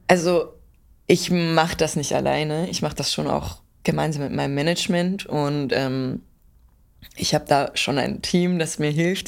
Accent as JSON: {"language": "German", "area": "Pinzgau", "region": "Salzburg", "country": "Austria", "said": "Ich komme aus dem Pinzgau in yeah. Salzburg."}